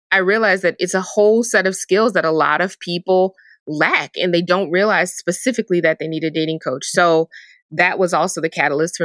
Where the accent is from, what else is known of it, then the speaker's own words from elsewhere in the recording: New Orleans, Louisiana, United States; I'm from New Orleans